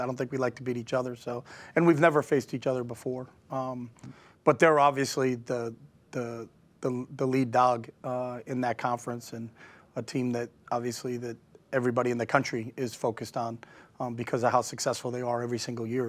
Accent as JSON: {"language": "English", "region": "New Hampshire", "country": "United States", "moved": "yes", "said": "We're both from New Hampshire"}